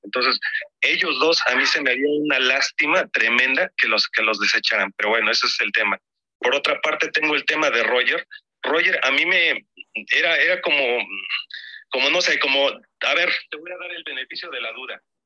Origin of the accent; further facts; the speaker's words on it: Puebla, Mexico; yo por cierto soy de Puebla